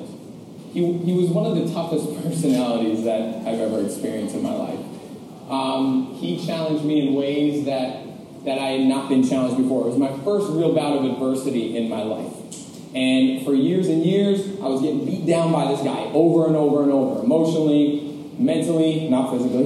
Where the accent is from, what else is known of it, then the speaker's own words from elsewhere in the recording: Westchester, New York, United States; now in New York City, United States; I grew up in Westchester, New York, and I grew up under the two greatest parents on the entire planet